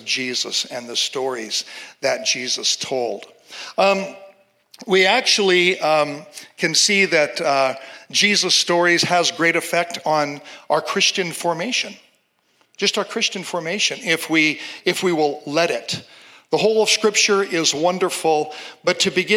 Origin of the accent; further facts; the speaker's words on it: Seattle, Washington, United States; I'm from Seattle, a very secular city